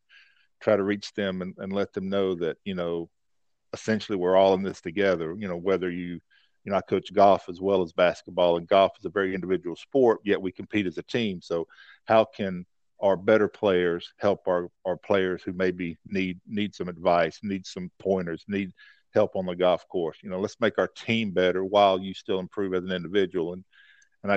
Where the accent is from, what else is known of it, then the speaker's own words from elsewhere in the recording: North Carolina, United States; moved away as an adult; move back to North Carolina, my home state